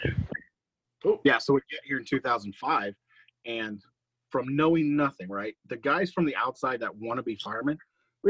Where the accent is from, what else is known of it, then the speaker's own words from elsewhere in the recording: Cape Town, Western Cape, South Africa; now in United States; I'm from Cape Town, South Africa